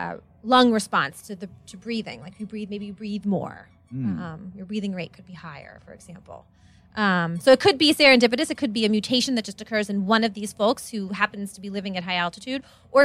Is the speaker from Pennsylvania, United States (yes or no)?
yes; Pittsburgh, Pennsylvania, United States; moved away; also born or lived in Seattle; I grew up in Pittsburgh, Pennsylvania.